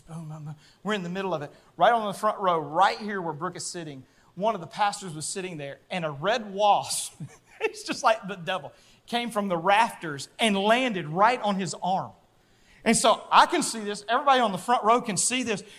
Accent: Louisiana, United States; moved away; also born or lived in southern Arkansas; I grew up in Louisiana and southern Arkansas

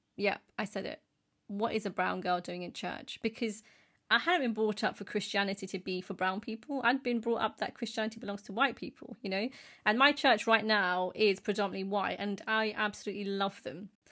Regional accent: United Kingdom; as British Asians

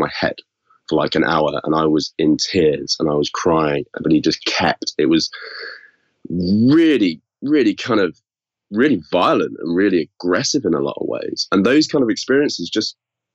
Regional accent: Yorkshire and the Humber, United Kingdom; they moved me to boarding school, which was where I grew up in Yorkshire.

